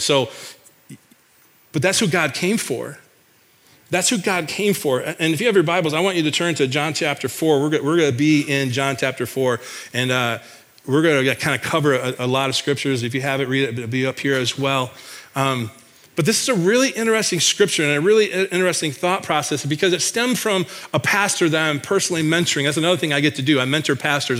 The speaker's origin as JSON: {"language": "English", "region": "Michigan", "country": "United States", "tie": "born or raised there", "moved": "yes", "lives_now": "Iowa, United States", "said": "back in my home state of Michigan"}